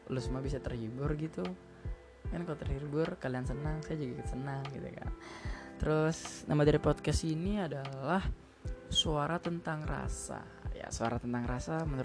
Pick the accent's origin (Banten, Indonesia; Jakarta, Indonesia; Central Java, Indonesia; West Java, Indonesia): Jakarta, Indonesia; born there; Gue lahir di Jakarta, tepatnya 22 April 2003.